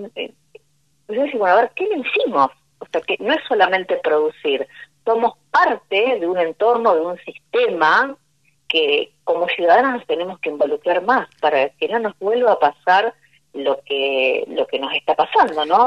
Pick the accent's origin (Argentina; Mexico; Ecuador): Argentina; como, como argentino